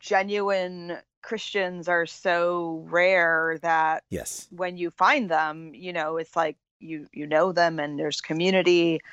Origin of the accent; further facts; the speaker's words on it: near Augusta, Maine, United States; also born or lived in Buffalo, New York / Virginia; now in Central Virginia, United States; Originally from Maine.